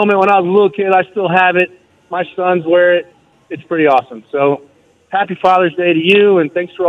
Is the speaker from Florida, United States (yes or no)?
yes; Sarasota, Florida, United States; now in Colorado, United States; I grew up in Florida, I was born in the early 70s.